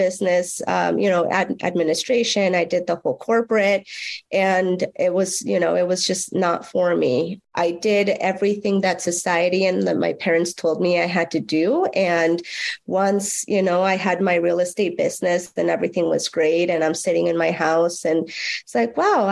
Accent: Mexico; moved away; growing up in Mexico, in a very rural, it was a ranch.

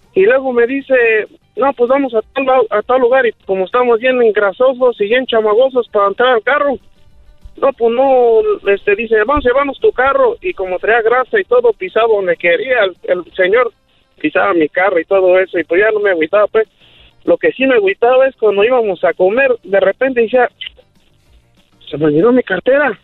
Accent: Paracho, Michoacán, Mexico; now in Morganton, United States; somos de allá de mero, de Paracho, Michoacán

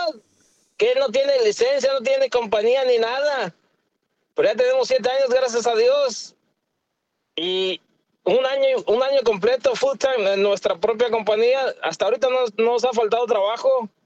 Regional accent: Agua Blanca, Jalisco, Mexico; now in Dallas, United States; Soy, soy de Jalisco, del Agua

